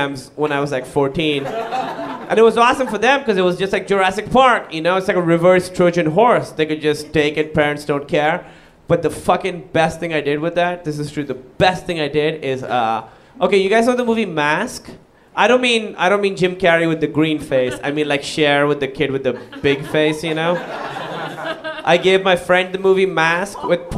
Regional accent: Pakistan; moved away; I moved away from Pakistan

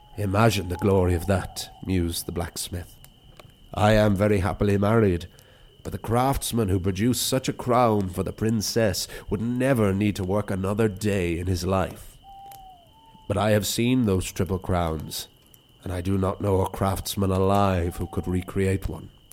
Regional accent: Wicklow, Leinster, Ireland; my hometown

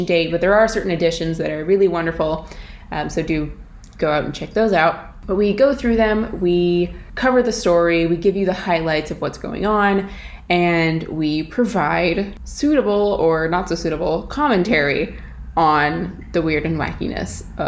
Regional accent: Alaska, United States; moved away as an adult; now in Ireland; I'm obviously not Irish. I'm originally from Alaska

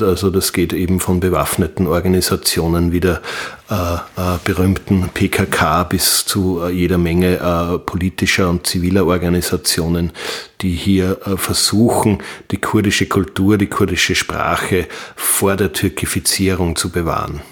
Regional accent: Wels, Upper Austria, Austria; ich komme aus Wels in Oberösterreich

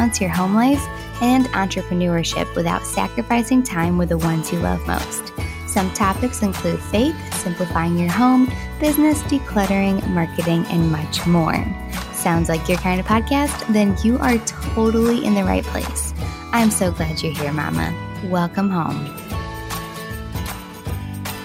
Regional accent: Western New York, United States; growing up in Western New York

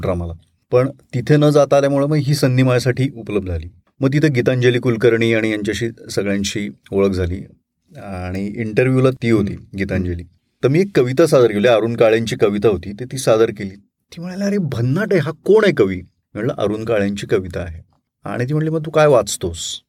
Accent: Latur, Maharashtra, India; also born or lived in Kalamb; मी माझं सगळं बालपण सगळं लातूरमध्ये गेलं माझा जन्म कळमचा

